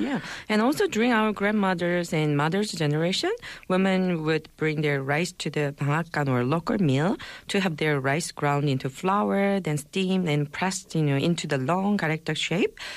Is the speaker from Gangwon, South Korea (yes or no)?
yes; Gangwon, South Korea; in my hometown of Gangwon Province, we make a tteokguk with mandu dumplings